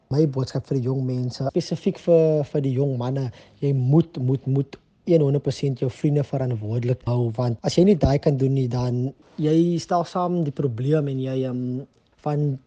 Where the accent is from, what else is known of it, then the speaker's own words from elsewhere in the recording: Cape Town, Western Cape, South Africa; Ek is van Matroosfontein, Elsie se rivier.